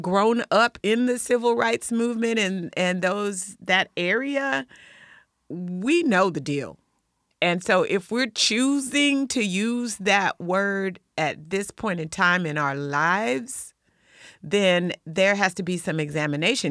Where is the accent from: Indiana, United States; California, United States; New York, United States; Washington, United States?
Washington, United States; Lakewood; I'm from Lakewood.